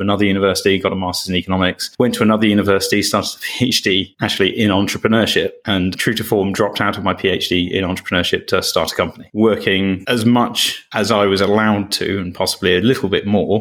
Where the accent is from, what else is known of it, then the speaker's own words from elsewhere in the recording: Cambridge, East of England, United Kingdom; growing up in Cambridge, which has got its own version of Silicon Valley